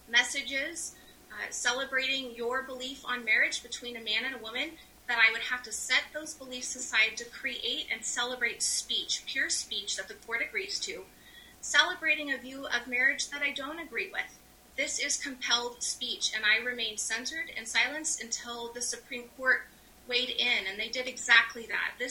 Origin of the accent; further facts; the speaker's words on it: Colorado, United States; my home state of Colorado